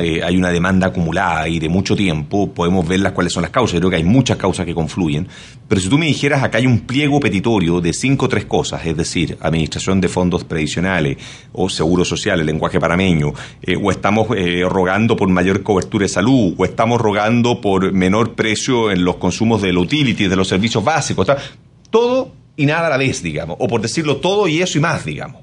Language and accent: Spanish; Chile; esto no pasa en mi país